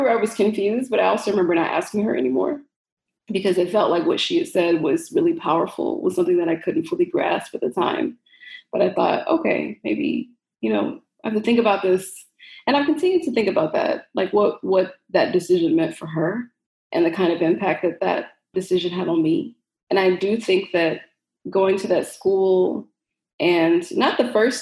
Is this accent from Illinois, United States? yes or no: yes; Chicago, Illinois, United States; I grew up in Chicago, on the south side of Chicago in the Roseland neighborhood